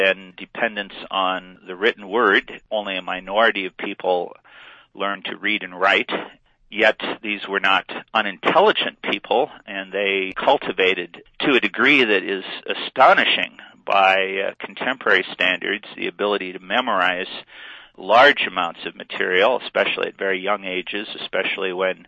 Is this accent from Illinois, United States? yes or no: yes; Western Illinois, United States; now in Colorado, United States; I was raised in Western Illinois in a Lutheran family